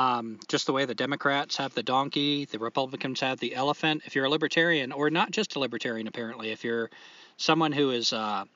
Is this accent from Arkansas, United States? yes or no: no; New Hampshire, United States; I was born in New Hampshire.